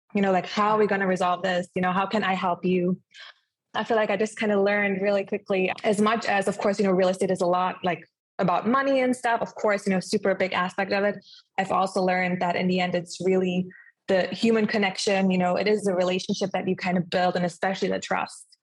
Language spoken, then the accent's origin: English; Germany; moved away as an adult; also born or lived in Clearwater Beach, Florida; now in Clearwater, United States; I am originally from Germany, but I did decide to move to the United States at age of 20